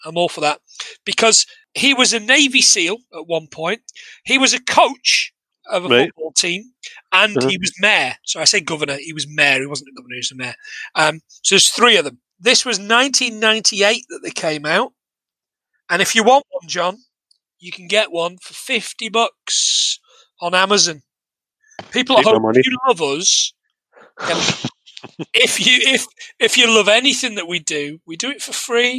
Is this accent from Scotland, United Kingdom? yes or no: no; Nottingham, East Midlands, United Kingdom; I'm from Nottingham.